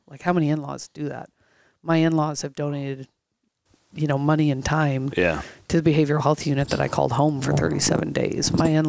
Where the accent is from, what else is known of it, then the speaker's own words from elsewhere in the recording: Los Angeles, California, United States; I came here from Los Angeles, California.